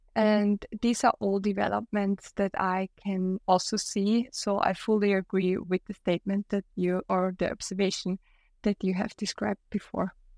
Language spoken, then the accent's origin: English; Austria; I'm from Austria, my partner lives in Germany